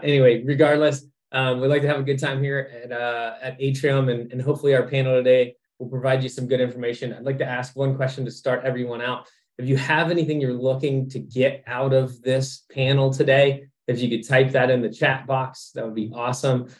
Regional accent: Cincinnati, Ohio, United States; moved away as an adult; also born or lived in Dayton, Ohio; now in Orlando, United States; I was born in Dayton, raised in Cincinnati, and then went to Ohio State.

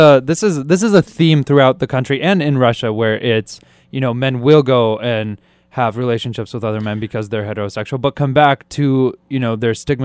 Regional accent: Kyrgyzstan; moved away; Kyrgyzstan, which is my home country. That's where I was born.

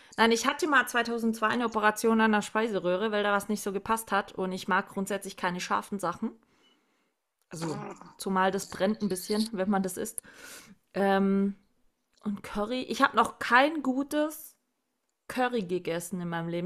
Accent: Southern Germany, Germany; Bei uns im Süden

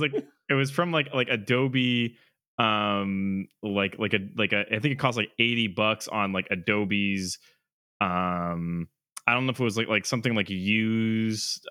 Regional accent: central Massachusetts, United States; there's a new place out in um central mass i can get into a little more like you know so don't dox us but um it was cool to like have a a thing back out in in you know my hometown

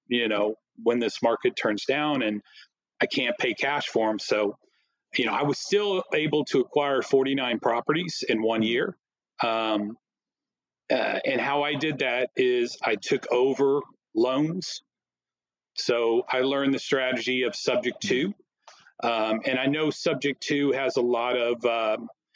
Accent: Plano, Texas, United States; I'm from Plano

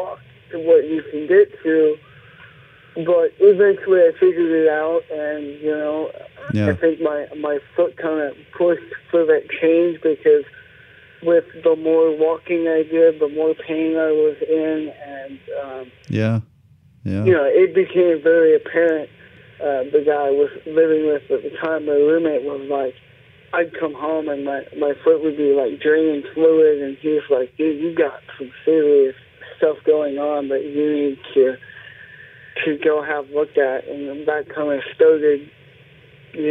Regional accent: Illinois, United States; moved away as an adult; now in Los Angeles, United States; I came from small town Illinois

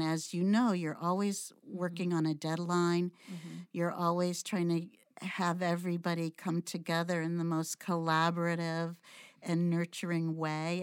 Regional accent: Brockton, Massachusetts, United States; i grew up in brockton massachusetts

